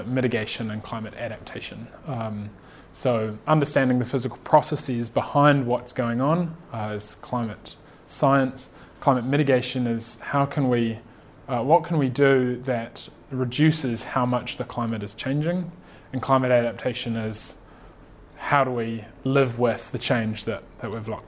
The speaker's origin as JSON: {"language": "English", "town": "Napier", "region": "Hawke's Bay", "country": "New Zealand", "tie": "born or raised there", "also_born_or_lived": "Michigan, United States / Silicon Valley, United States", "moved": "as an adult", "lives_now": "Christchurch, New Zealand", "said": "I grew up in Napier, but moved to Christchurch to study my degree"}